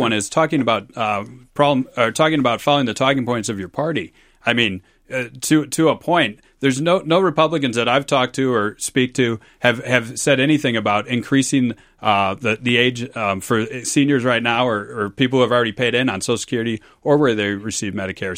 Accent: Minneapolis, Minnesota, United States; it was my hometown, Minneapolis

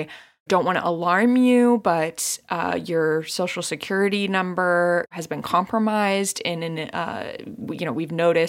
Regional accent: St. Louis, Missouri, United States; now in New York, United States; I'm from St. Louis, Missouri

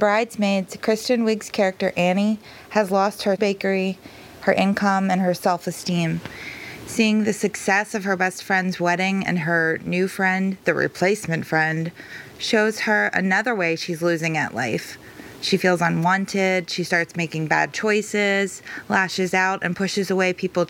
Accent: Pittsburgh, Pennsylvania, United States; I'm from Pittsburgh, PA.

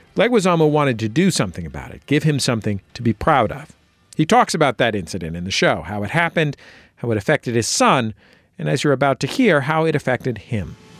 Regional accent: California, United States; growing up in California, uh, to be Latino meant, uh, you know, for people in my neighborhood

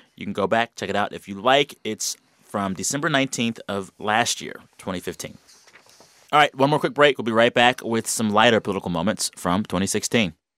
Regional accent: Texas, United States; I, as a Texan

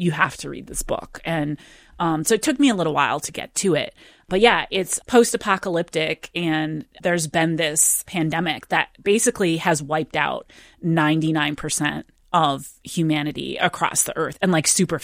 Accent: Ann Arbor, Michigan, United States; I'm a Michigander. I grew up in Ann Arbor, Michigan

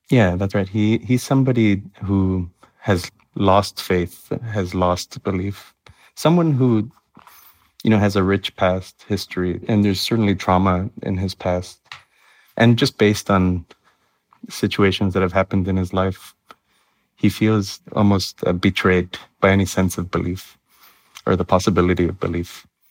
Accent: Miami, Florida, United States; moved away as an adult; also born or lived in Nebraska; now in Ithaca, United States; growing up in Miami

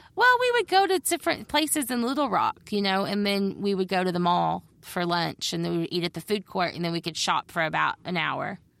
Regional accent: Judsonia, Arkansas, United States; moved away as an adult; also born or lived in Olympia, Washington; I grew up in Judsonia, which is just outside of Searcy

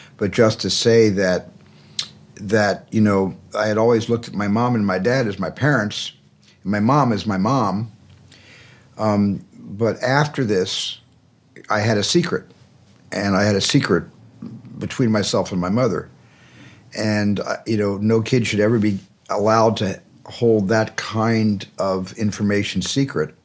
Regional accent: Arizona, United States; in a large family growing up in Arizona

